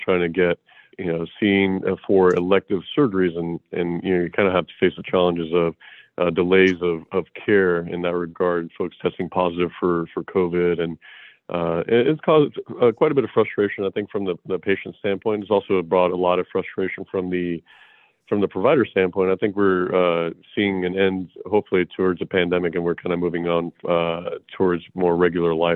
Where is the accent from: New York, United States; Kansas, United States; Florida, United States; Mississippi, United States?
Florida, United States; moved away as an adult; also born or lived in Houston, Texas / Madison, Wisconsin; now in Austin, United States; I'm originally from Florida. I was raised in Florida